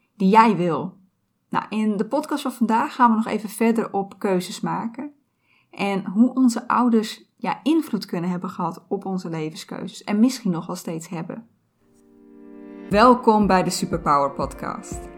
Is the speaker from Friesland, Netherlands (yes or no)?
yes; Friesland, Netherlands; moved away as an adult; also born or lived in Groningen; ik ben opgegroeid in Friesland